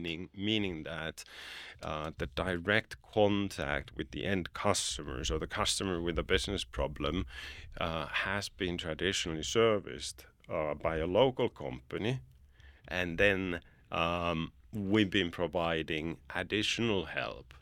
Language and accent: English; Finland; now in Bulgaria; I'm from Finland, but I don't call it home anymore. It's a place where I go, go visit. It's my birth country, but Bulgaria is really my home.